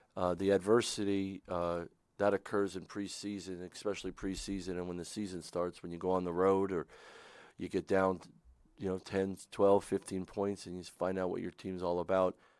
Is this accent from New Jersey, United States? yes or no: no; Pennsylvania, United States; moved away; I didn't come back here 'cause it's my home state